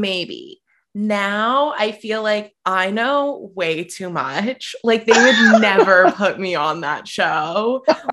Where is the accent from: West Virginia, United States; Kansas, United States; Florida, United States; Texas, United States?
West Virginia, United States; also born or lived in Portland, Oregon; now in Los Angeles, United States; I'm originally from West Virginia